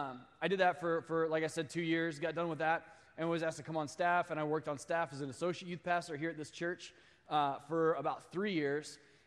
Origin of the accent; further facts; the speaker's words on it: Midwest, United States; now in Sacramento, United States; I actually, I came here from the Midwest. I did a crazy year of master's commission here in Sacramento